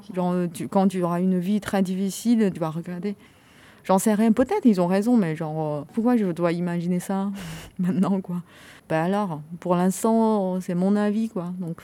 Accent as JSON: {"language": "French", "country": "China", "moved": "yes", "lives_now": "France", "said": "quelques années j'ai vécu en Chine, euh, c'était effacé quoi, genre mais de toute façon je suis chinois"}